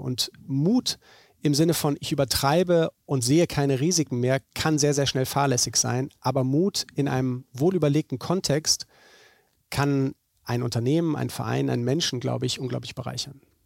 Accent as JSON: {"language": "German", "region": "Bremen", "country": "Germany", "tie": "born or raised there", "said": "Ich bin in Bremen geboren. Äh, meine Familie kommt von hier, meine Großeltern"}